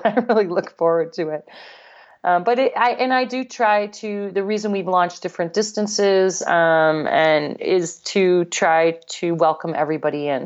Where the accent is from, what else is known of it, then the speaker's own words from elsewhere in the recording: Ketchum, Idaho, United States; Ketchum, Idaho, Sun Valley, Idaho, where I live, my hometown